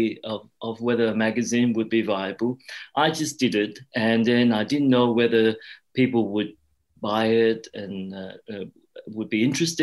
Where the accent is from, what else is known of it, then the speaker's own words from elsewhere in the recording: Australia; also born or lived in Cambodia / Thailand / Hong Kong; I am Australian